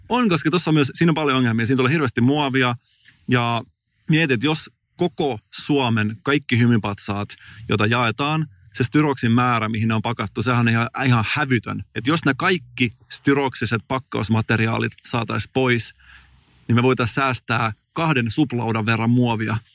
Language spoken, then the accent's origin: Finnish; Turku region, Southwest Finland, Finland; mä oon Turun seudulta kotoisin